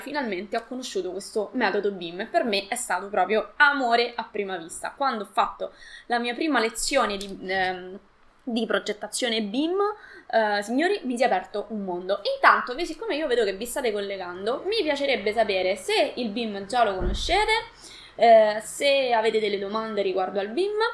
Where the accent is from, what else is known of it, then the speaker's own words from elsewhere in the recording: Latina, Lazio, Italy; io eh, sono di Latina